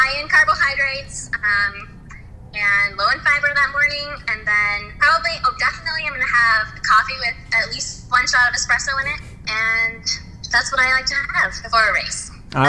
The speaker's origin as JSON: {"language": "English", "town": "Spokane", "region": "Washington", "country": "United States", "tie": "born or raised there", "said": "I grew up near Spokane, Washington"}